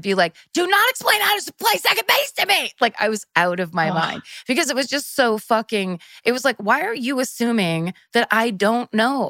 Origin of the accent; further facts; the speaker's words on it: Petaluma, California, United States; Northern California, from Petaluma.